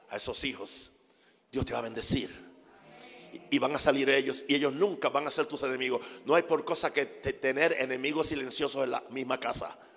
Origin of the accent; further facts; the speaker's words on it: United States; Spanish is a second language; Y yo soy gringo, como dicen ustedes. Ustedes lo dicen, yo nunca he dicho eso.